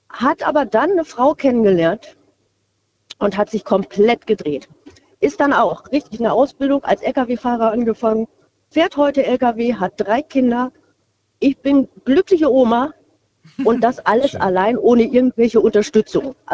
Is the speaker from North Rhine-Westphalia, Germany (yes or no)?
yes; Porta Westfalica, North Rhine-Westphalia, Germany; Nee, Porta Westfalica.